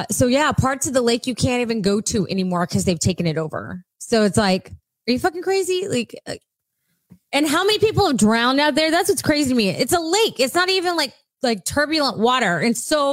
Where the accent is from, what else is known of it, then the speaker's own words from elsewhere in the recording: South Texas, United States; we grew up in South Texas.